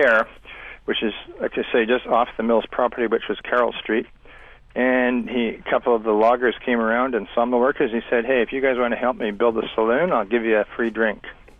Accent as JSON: {"language": "English", "town": "Vancouver", "region": "British Columbia", "country": "Canada", "tie": "born or raised there", "said": "I was born in Vancouver in 1948. My dad came here in 1911."}